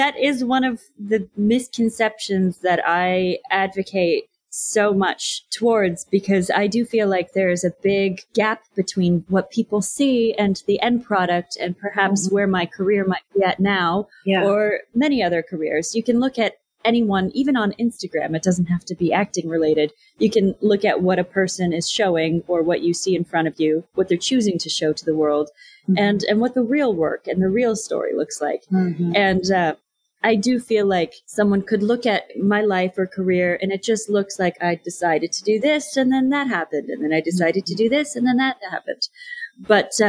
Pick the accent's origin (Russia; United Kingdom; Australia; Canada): Canada; moved away as an adult; now in Los Angeles, United States; As a Canadian, moving to Los Angeles, I knew I'd need to go through the immigration process